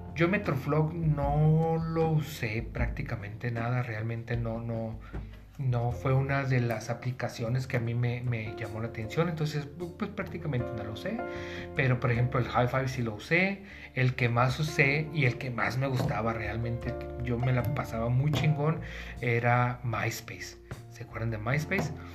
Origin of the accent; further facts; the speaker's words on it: Tijuana, Baja California, Mexico; yo soy de Tijuana